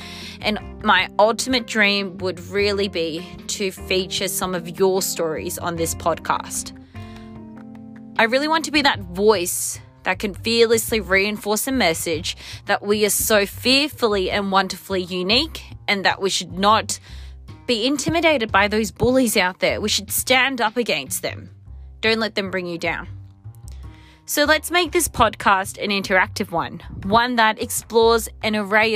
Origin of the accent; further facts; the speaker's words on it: Sydney, New South Wales, Australia; I was born and raised in Sydney, Australia